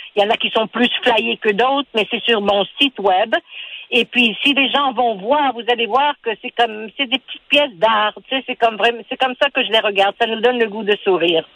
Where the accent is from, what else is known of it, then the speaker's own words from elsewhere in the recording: Montreal, Quebec, Canada; French is a second language; je suis née ici à Montréal